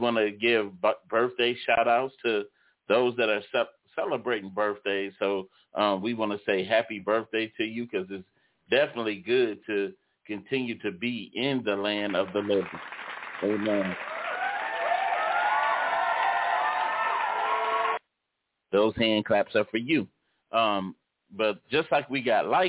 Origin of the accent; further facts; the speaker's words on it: Detroit, Michigan, United States; I grew up in Detroit. I was born and raised in Detroit